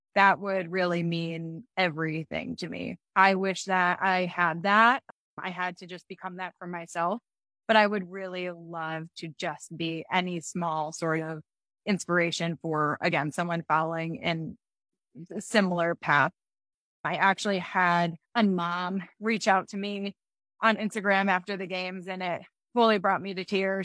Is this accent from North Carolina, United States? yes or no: no; Michigan, United States; now in Colorado, United States; I'm from Michigan, and so and I live in Colorado now